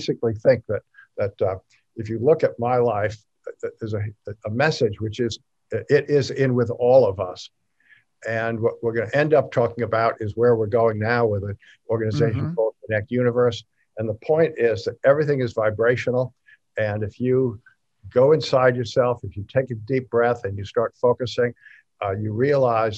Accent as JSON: {"language": "English", "town": "New York City", "region": "New York", "country": "United States", "tie": "born or raised there", "said": "I was born in New York."}